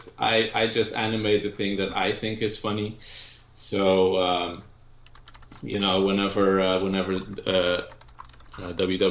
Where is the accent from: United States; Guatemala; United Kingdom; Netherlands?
Netherlands; I'm from the Netherlands